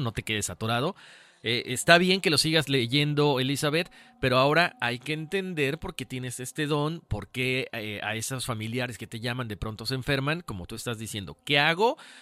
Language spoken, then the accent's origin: Spanish; Mexico; nosotros somos de México